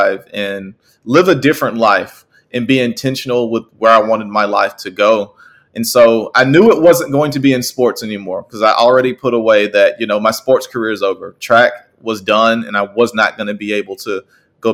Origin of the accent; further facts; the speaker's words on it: Tuscaloosa, Alabama, United States; I'm originally from Tuscaloosa, Alabama.